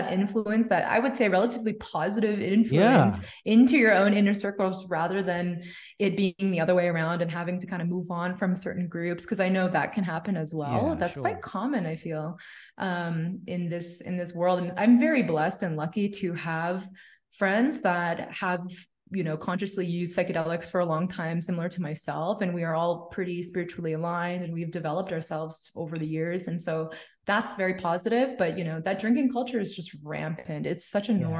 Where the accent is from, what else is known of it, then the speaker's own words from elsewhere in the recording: Toronto, Ontario, Canada; now in Mexico City, Mexico; I'm from Canada